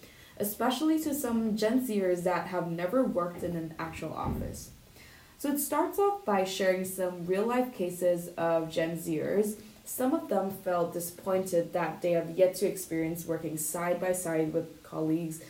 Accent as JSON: {"language": "English", "country": "Hong Kong", "moved": "as an adult", "said": "I come from Hong Kong."}